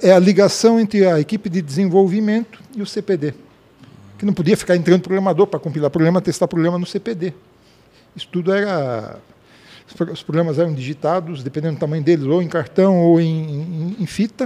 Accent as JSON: {"language": "Portuguese", "town": "Blumenau", "region": "Santa Catarina", "country": "Brazil", "tie": "born or raised there", "said": "sou nascido em Blumenau, em 1961"}